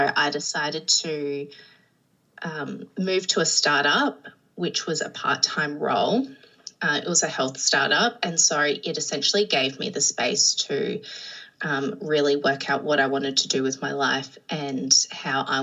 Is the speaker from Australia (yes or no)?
yes; Adelaide, South Australia, Australia; moved away as an adult; I am from South Australia, so Adelaide in Australia. And so I'm an only child. So I grew up on the coast with my parents and some pets.